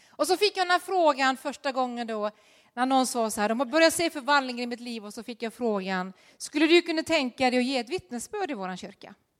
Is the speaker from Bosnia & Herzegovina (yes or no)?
no; Norway; moved away; Jag var den sista i Norge som gick på realskolan